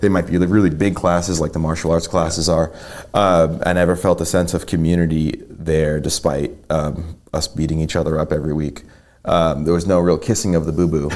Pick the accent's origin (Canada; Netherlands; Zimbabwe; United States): United States; New York; moved away as an adult; now in Chattanooga, United States; I'm originally from New York. I grew up there my entire life um, through high school, went off to college